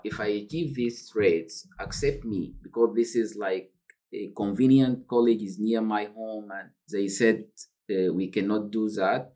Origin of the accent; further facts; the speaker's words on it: Sudan; now in United Kingdom; I'm a refugee originally from Sudan